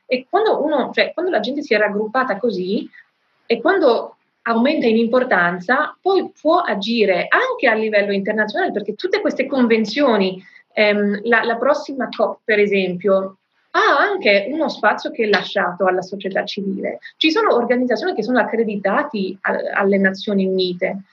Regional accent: France; Nel mio paese, in Francia

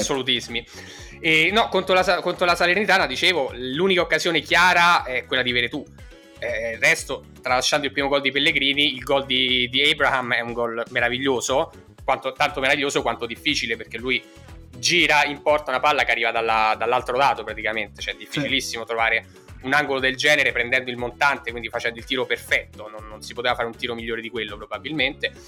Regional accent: San Severino, Italy; siamo entrambi di San Severino

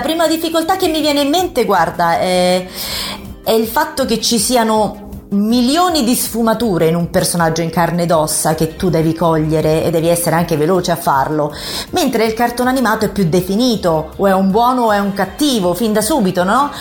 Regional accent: Querceta, Tuscany, Italy; moved away as an adult; now in Rome, Italy; sono nata in un paesino della Toscana vicino a Forte dei Marmi, Querceta in provincia di Lucca

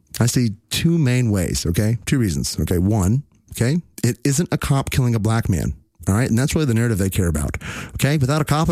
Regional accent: Fort Worth, Texas, United States; here in my hometown, just a few miles from where I live

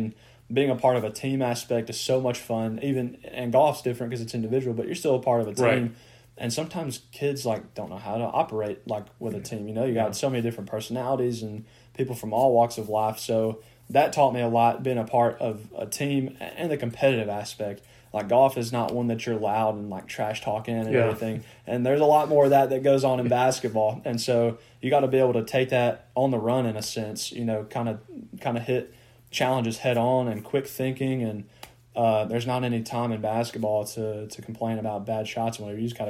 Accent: Golden, Mississippi, United States; moved away as an adult; now in Memphis, United States; I grew up in Golden, Mississippi

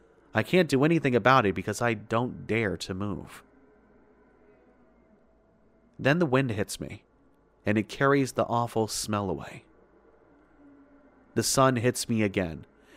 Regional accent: Sweden; English is a second language; Sorry for the bad English. As you probably understand in the beginning, I am from Sweden

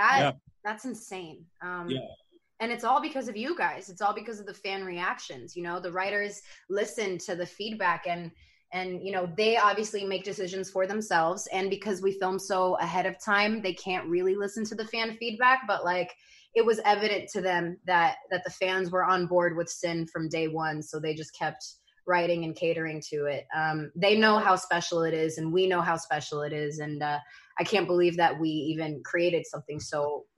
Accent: East Coast, United States; like we're both from the East Coast. We both like immediately, we have the same energy.

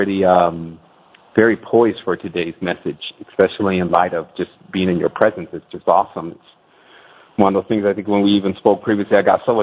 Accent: Detroit, Michigan, United States; My mother was born and raised in Detroit. I was born in Detroit

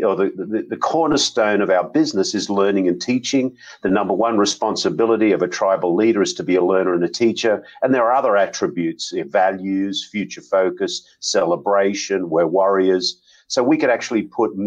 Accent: Australia; moved away as an adult; now in United States; I'm an Aussie, and I joined WD-40 in 1987, but down in Sydney, and I worked in Sydney

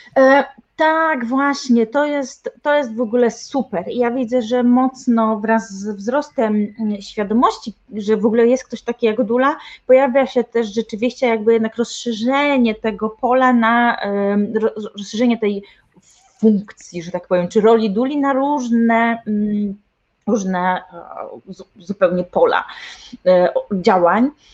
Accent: Tricity, Pomeranian Voivodeship, Poland; U nas w Trójmieście, ja jestem z Trójmiasta

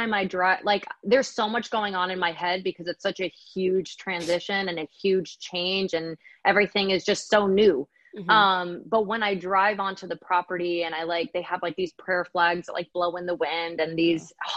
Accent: New Hampshire, United States; my older sister and I grew up in New Hampshire together

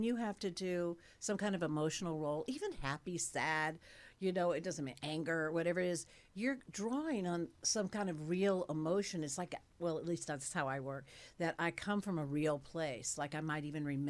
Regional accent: Cookeville, Tennessee, United States; I was born in Cookeville, Tennessee

